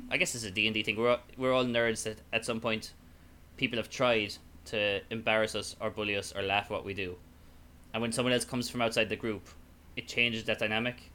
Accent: Ireland; accent: Irish; more Irish up my accent

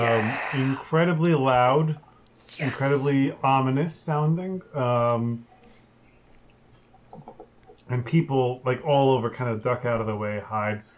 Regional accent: United States; they know I'm American

